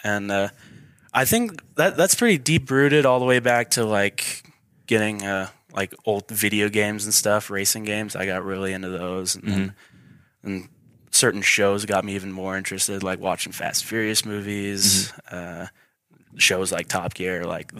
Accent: Boise, Idaho, United States; born there; I'm not from Idaho Falls. I'm from all around. Like, I was born in Boise, but I've moved countless times.

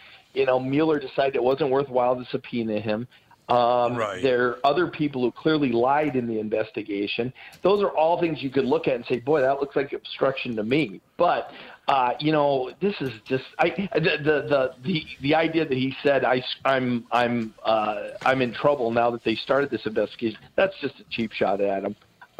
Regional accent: Rhode Island, United States; I grew up in Rhode Island.

